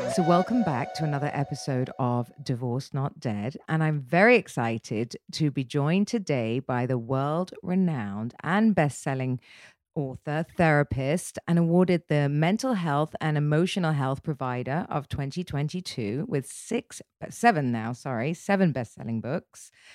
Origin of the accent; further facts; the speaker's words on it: United Kingdom; I'm very British